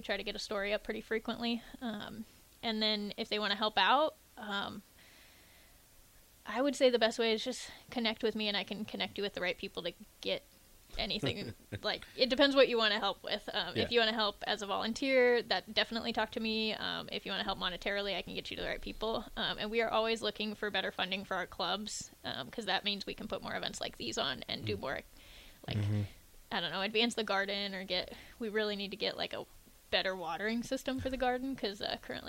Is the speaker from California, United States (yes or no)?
no; Fremont, Nebraska, United States; also born or lived in North Bend, Nebraska; So I'm an Army kid, but most of my life I grew up in Nebraska, Fremont and North Bend. So small town in Nebraska.